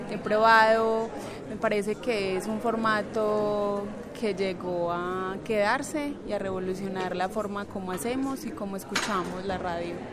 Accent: Medellín, Antioquia, Colombia; Eh, yo soy de acá de Medellín.

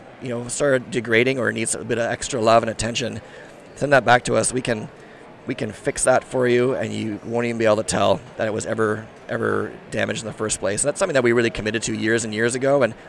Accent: Sweden; I'm from Sweden, my background's from Sweden

